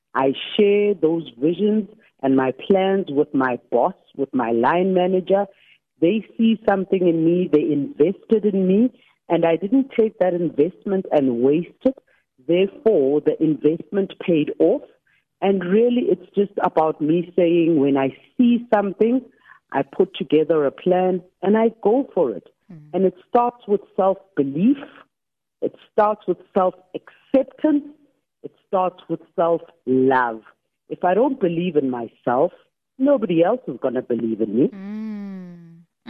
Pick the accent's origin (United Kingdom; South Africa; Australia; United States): South Africa; Soweto, Gauteng; I grew up in Soweto uh, between Orlando East and Deep Blue Extension.